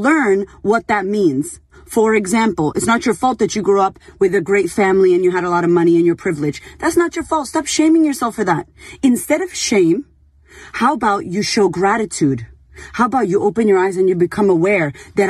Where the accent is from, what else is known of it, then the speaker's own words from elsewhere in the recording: Boston, Massachusetts, United States; I grew up in Boston